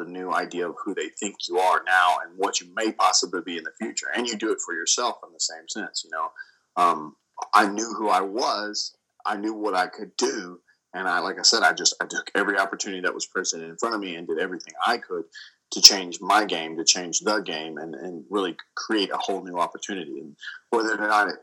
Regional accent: Dallas, Texas, United States; at the American Airlines Center in Dallas, Texas, which was really special for me because, like you said, it's in my home state, it's in my hometown

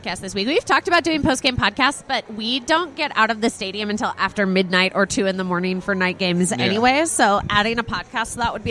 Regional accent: Texas, United States

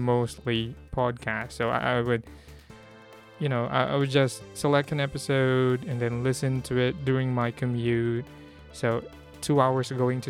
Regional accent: Philippines; I'm a Filipino.

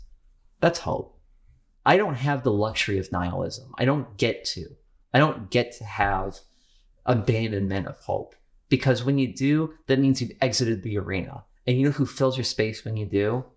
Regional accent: Manassas, Virginia, United States; my hometown, in Manassas

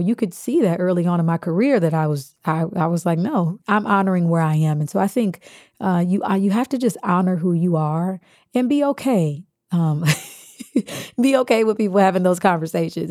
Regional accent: Kansas, United States; being Baptist, growing up in Kansas

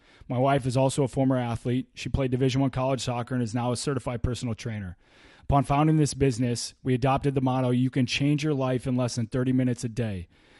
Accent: St. Charles, Missouri, United States; Hey, listeners … I know, I'm a former Chicago Blackhawk, but I grew up in St. Charles, and I'm a St. Louisan at heart.

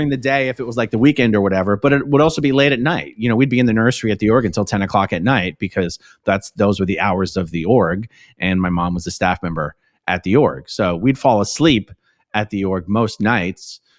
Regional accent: Philadelphia, Pennsylvania, United States; I grew up in Philly, but I didn't really grow up in Philly. It is sort of very nomadic, as you say.

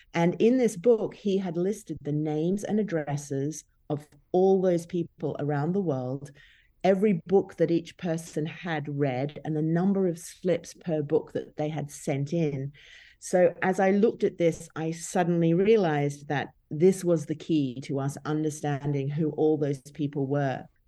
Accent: Brisbane, Queensland, Australia; moved away as an adult; And Brisbane is actually my hometown, but when I grew up there

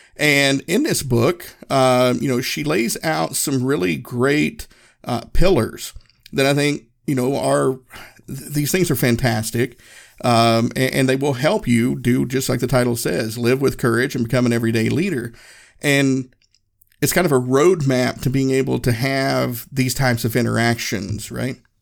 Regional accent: Northeast Tennessee, United States; moved away as an adult; I grew up in Northeast Tennessee.

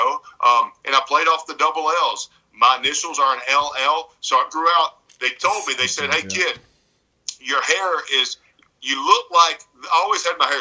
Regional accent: Alabama, United States; accent: Southern; I was raised by my mom here in Alabama

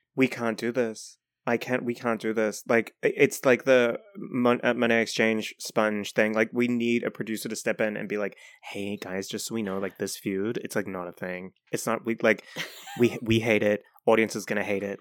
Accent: New Zealand; I'm from New Zealand

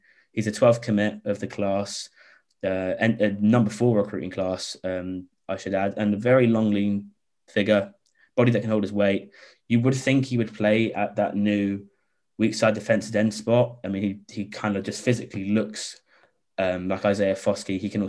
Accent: London, United Kingdom; also born or lived in Ireland; a fellow Londoner like myself

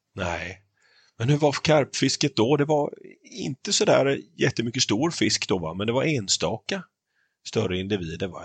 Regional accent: Småland, Sweden; Idag är det tre stycken smålänningar som sitter i podden och snackar

